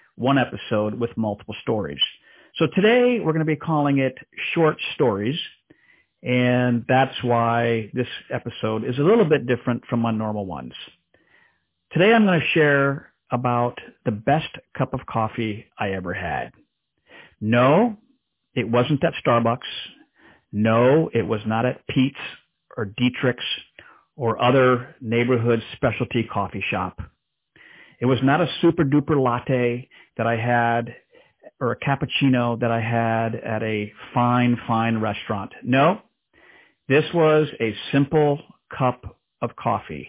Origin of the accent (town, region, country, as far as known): DR Congo; born or raised there; moved away